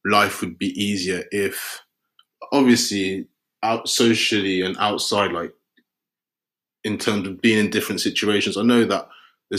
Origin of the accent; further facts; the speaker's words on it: London, United Kingdom; growing up in Peckham